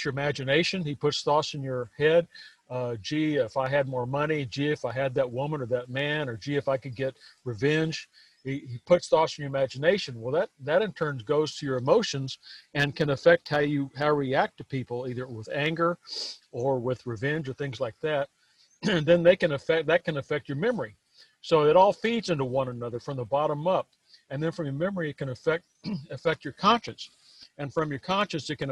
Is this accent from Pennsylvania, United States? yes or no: no; Texas, United States; I was born here in Texas, and I was raised on a farm and ranch, and I grew up out there